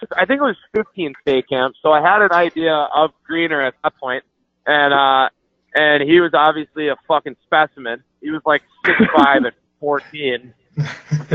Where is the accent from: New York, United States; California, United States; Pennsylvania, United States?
New York, United States; Long Island; I'm from Long Island